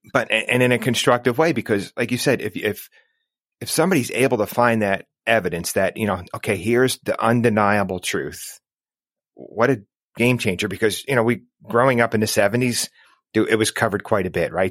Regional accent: New Jersey, United States; I'm from New Jersey

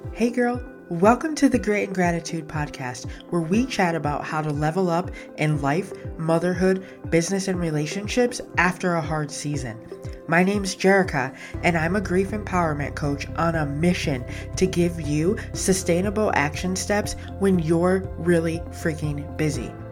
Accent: Buffalo, New York, United States; moved away; I was born in Buffalo.

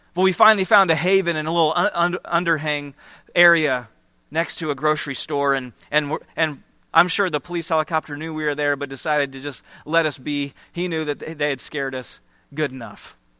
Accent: Iowa, United States; moved away; I grew up in Iowa, just, just a few hours from here in the Cedar Rapids and Iowa City area

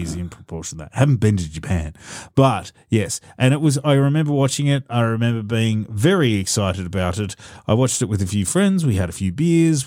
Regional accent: Australia; as an Australian

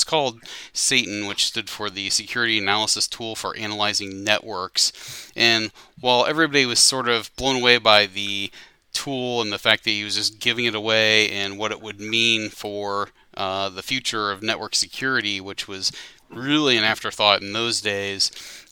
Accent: Ohio, United States; moved away as an adult; also born or lived in Greater Cincinnati; now in Cincinnati, United States; back in my hometown

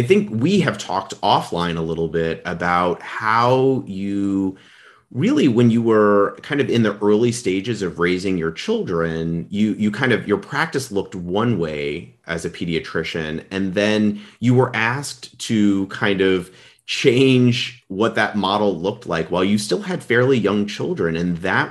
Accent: New York, United States; I was born and raised in New York, did a college and medical school there.

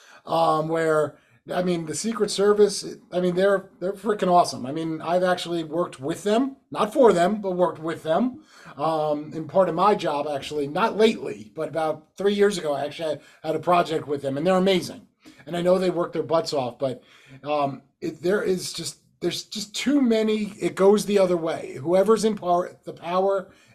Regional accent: New Jersey, United States; moved away; growing up in North Jersey

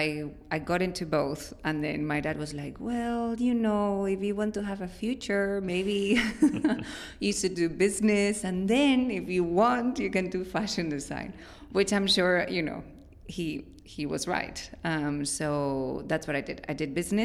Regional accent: León, Castile and León, Spain; English is a second language; moved away as an adult; also born or lived in Ireland / Barcelona; I was born and raised in Spain, in León, in the Northwest

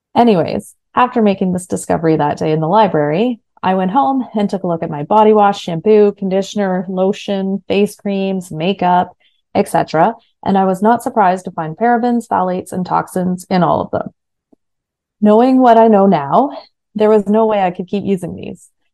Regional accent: Kingston, Ontario, Canada; I was at Queen's University in Kingston, Ontario, which is my hometown

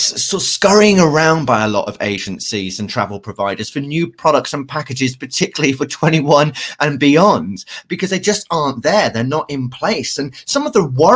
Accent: United Kingdom; as a British people

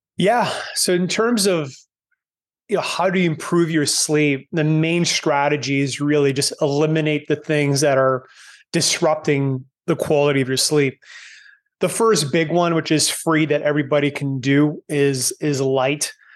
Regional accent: Canada; moved away as an adult; now in Panama; growing up in Canada

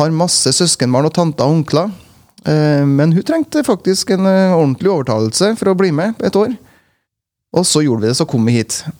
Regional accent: Frosta, Trøndelag, Norway; moved away; Jeg er jo fra Frosta i, i gamle Nord-Trøndelag. Og eh, jeg var nok litt annerledes enn veldig mange av de frostingene som jeg vokste opp med.

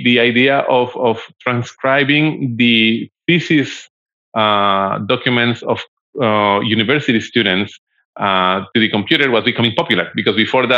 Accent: Bogota, Colombia; I'm originally from Colombia

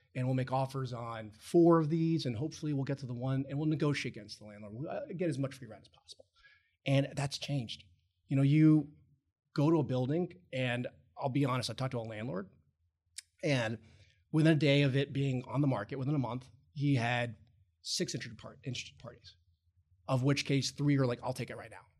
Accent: Roanoke, Virginia, United States; moved away as an adult; also born or lived in Ohio / Chicago; I'm originally from Roanoke, Virginia

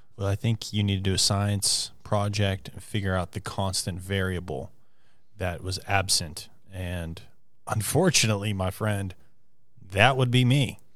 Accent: Morgantown, West Virginia, United States; also born or lived in Preston County, West Virginia; Morgantown, my hometown, is my favorite place

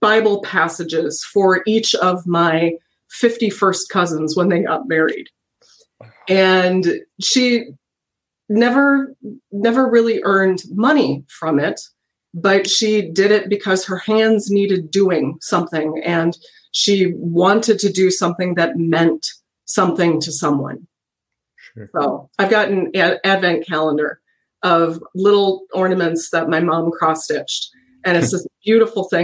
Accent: New Ulm, Minnesota, United States; I grew up in New Ulm.

